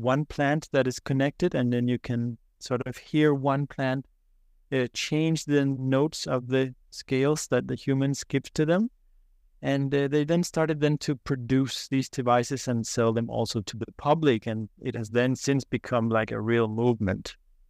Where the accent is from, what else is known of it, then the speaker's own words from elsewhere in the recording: Copenhagen, Capital Region of Denmark, Denmark; I was born in Copenhagen, Denmark, as any other in the city.